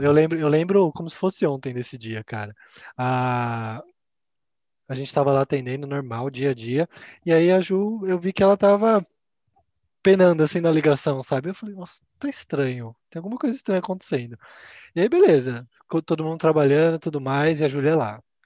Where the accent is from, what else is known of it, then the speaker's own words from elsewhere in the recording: Campinas, São Paulo, Brazil; Eu sou de Campinas